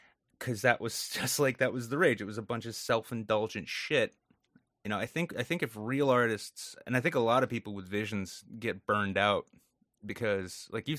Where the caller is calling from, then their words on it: New Hampshire, United States; New England in general, and I'm speaking from New Hampshire here.